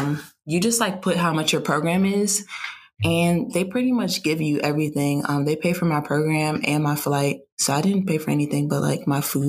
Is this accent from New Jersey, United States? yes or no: yes; New Jersey, United States; I'm from New Jersey.